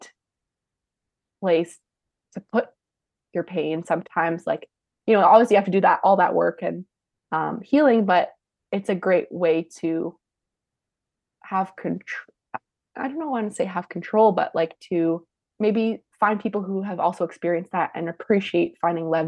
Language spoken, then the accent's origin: English; Canada; we're Canadian